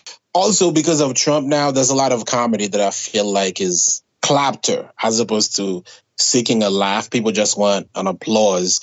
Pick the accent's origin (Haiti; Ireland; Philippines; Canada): Haiti; now in United States; an immigrant, born and raised in Haiti